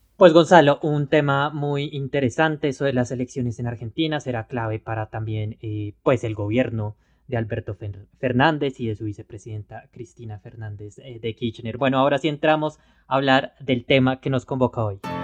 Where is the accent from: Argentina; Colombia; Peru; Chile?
Colombia; lo digo como colombiano